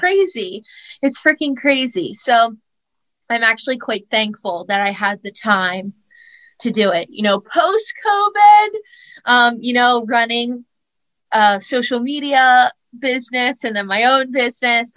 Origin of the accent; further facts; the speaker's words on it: Easton, Pennsylvania, United States; moved away as an adult; now in New York, United States; i grew up in easton pennsylvania